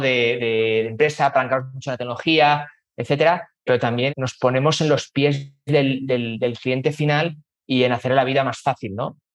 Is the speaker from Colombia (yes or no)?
no; Spain; moved away as an adult; also born or lived in London / Chile; now in Mexico; Pues de dónde vengo, pues yo soy español, eh, tengo 36 años, que llevo pues o sea, 36 años español, pero llevo ya más de 15 años viviendo fuera de España